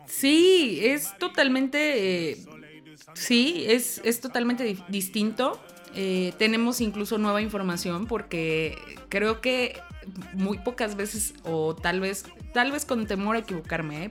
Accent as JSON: {"language": "Spanish", "country": "Mexico", "said": "como mexicanos"}